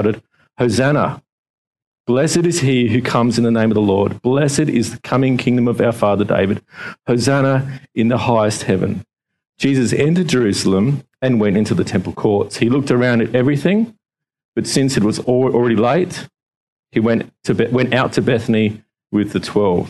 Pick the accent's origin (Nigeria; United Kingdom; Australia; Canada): Australia; Adelaide, South Australia; now in Victoria, Australia; growing up in Adelaide, back in 2004, when the mighty Port Adelaide Power won the flag, we had a parade through the streets of Adelaide